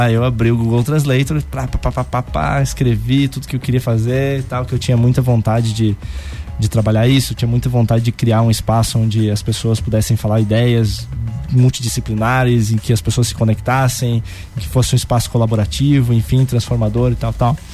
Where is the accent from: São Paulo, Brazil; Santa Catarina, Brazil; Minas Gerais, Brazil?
Santa Catarina, Brazil; sou aqui lá de Santa Catarina e tal, interior de Santa Catarina.